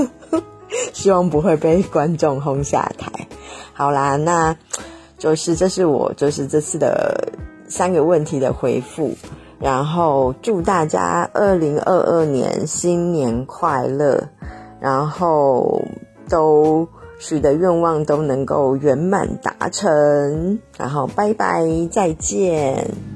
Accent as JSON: {"language": "Chinese", "area": "the South", "region": "southern China", "country": "China", "also_born_or_lived": "Shenzhen", "said": "我是南方人"}